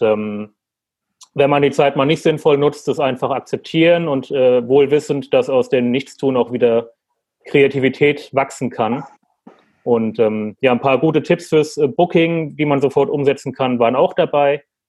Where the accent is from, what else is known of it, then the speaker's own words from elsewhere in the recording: Frankfurt am Main, Hesse, Germany; moved away; Frankfurt ist ja meine Heimat